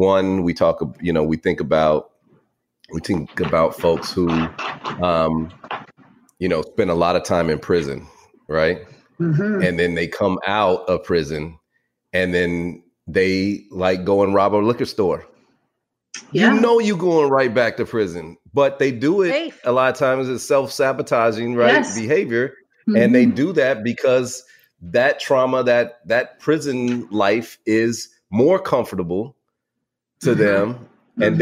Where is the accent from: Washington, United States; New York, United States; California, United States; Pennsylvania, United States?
California, United States; the Bay Area; I'm from the Bay and, in California